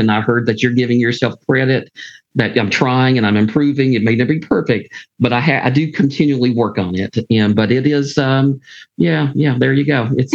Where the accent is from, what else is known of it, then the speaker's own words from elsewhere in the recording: Pikeville, Kentucky, United States; moved away as an adult; also born or lived in Phyllis, Kentucky; now in Lexington, United States; I'm from Eastern Kentucky. I always say I'm from Pikeville